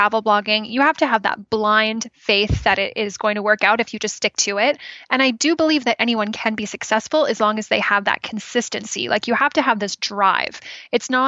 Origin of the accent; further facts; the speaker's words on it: just outside Toronto, Ontario, Canada; moved away as an adult; now in British Columbia, Canada; I grew up in Ontario, and just right outside of Toronto, and I moved out here in 2013.